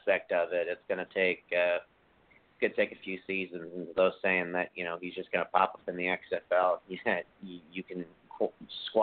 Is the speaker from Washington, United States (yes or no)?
yes; Seattle, Washington, United States; it's my hometown